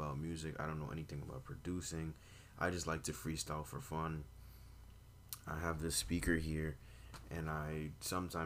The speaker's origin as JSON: {"language": "English", "town": "New York City", "region": "New York", "country": "United States", "tie": "born or raised there", "also_born_or_lived": "Brooklyn / Manhattan / Bronx", "said": "I'm from New York. I've been here my whole life. I was born in Brooklyn, raised in Manhattan, and I've been living in the Bronx for about, I want to say over 12 years"}